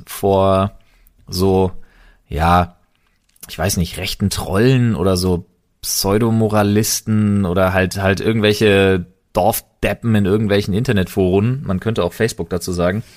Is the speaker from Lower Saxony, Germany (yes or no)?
no; Berlin, Germany; als geborener Berliner